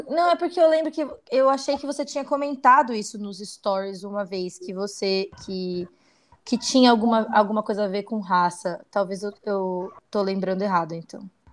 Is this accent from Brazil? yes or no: yes; Brazil; eu não sou lida como brasileira fora do Brasil